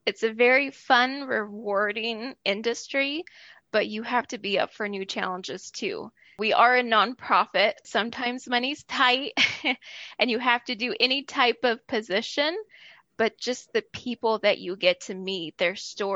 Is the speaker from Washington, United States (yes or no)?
no; Oregon, United States; moved away; I'm originally from Oregon, so this was really moving back to my home state